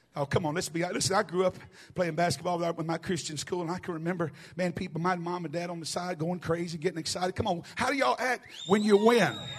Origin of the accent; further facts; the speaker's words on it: the South, United States; also born or lived in East Tennessee; I'm from the South. I'm talking about way South